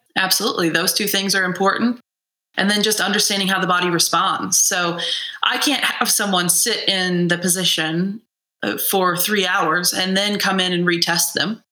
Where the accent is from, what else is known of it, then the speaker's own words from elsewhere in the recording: Midwest, United States; I'm a Midwesterner